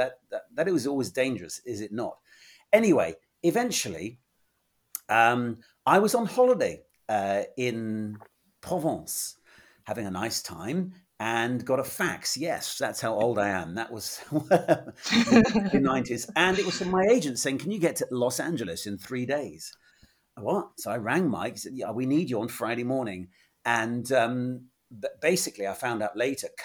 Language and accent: English; England, United Kingdom; I'm this schmuck from England